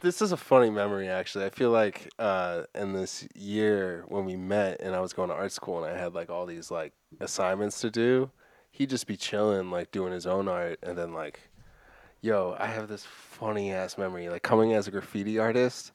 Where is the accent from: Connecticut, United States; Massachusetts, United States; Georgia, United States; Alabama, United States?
Massachusetts, United States; Framingham; I grew up in Framingham with fucking nothing